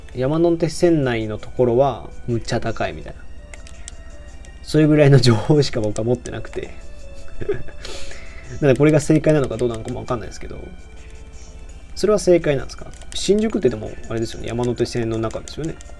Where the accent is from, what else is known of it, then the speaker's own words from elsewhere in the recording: Nagoya, Aichi, Japan; moved away as an adult; now in Osaka, Japan; 出身は名古屋で、大学が大阪なので、今、大阪で一人暮らししてます